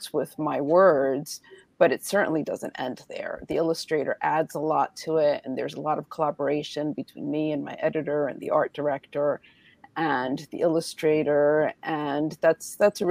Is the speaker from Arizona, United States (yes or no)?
no; New York City, New York, United States; I grew up in Washington Heights in New York City